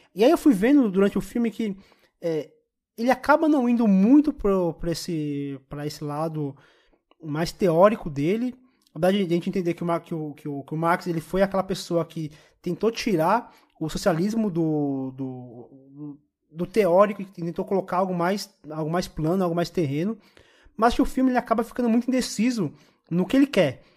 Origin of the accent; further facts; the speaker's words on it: Brazil; como brasileiro, como preto